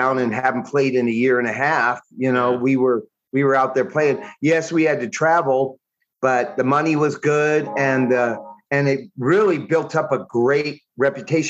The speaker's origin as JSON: {"language": "English", "town": "Rowland Heights", "region": "California", "country": "United States", "tie": "born or raised there", "also_born_or_lived": "Alhambra, California", "moved": "as an adult", "lives_now": "San Jacinto, United States", "said": "I was born in Alhambra, but I think I was 2 years old when we moved to Roland Heights."}